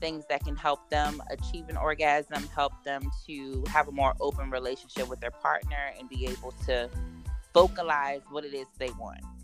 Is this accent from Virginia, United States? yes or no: yes; Richmond, Virginia, United States; I am born and raised in the Richmond area